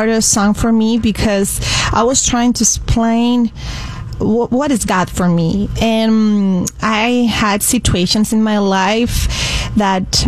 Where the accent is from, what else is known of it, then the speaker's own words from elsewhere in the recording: Barcelona, Catalonia, Spain; moved away; I was born in Spain, in Barcelona